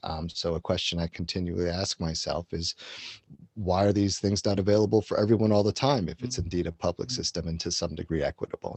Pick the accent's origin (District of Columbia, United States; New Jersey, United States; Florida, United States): District of Columbia, United States; Washington; I grew up in and around the Washington, D.C. area. So I was sort of born in that area